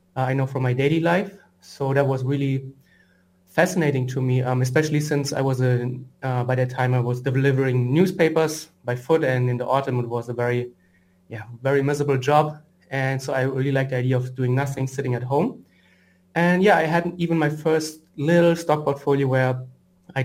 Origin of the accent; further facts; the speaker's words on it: Frankfurt, Hesse, Germany; moved away; I'm from Frankfurt originally, which is, and I'm now in Frankfurt back again